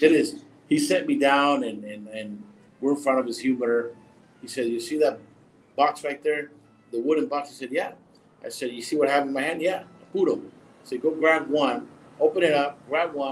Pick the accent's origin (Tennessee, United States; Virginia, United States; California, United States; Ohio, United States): California, United States; I was born and raised in California. I lived there all my life